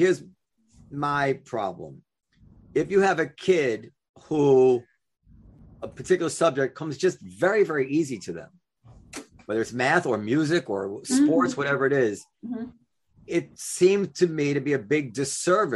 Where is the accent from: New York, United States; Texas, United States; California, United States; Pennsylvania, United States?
New York, United States; New York City; also born or lived in Ardsley, New York; I grew up in the New York City public schools